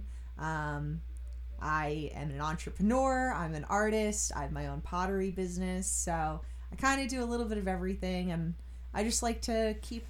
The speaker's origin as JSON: {"language": "English", "area": "Long Island", "region": "New York", "country": "United States", "tie": "born or raised there", "said": "I grew up here on Long Island."}